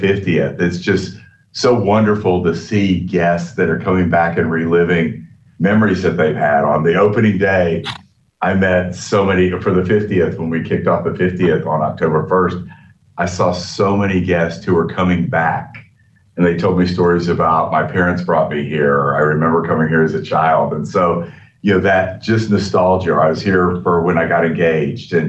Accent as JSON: {"language": "English", "town": "Winter Haven", "region": "Florida", "country": "United States", "tie": "born or raised there", "said": "I grew up here in Winter Haven, Florida, went to high school in Winter Haven"}